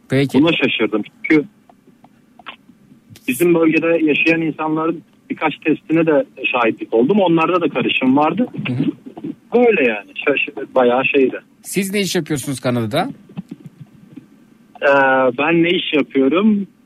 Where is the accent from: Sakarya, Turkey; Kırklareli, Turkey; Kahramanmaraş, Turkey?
Kahramanmaraş, Turkey; Elbistan; geri kalanı da Türkiye'de yaşadığım, doğduğum e, ve büyüdüğüm şehir Elbistan olduğu e, ortaya çıktı.